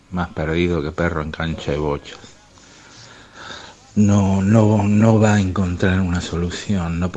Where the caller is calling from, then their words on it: Buenos Aires, Argentina; Hola Ramiro … de Villa del Parque.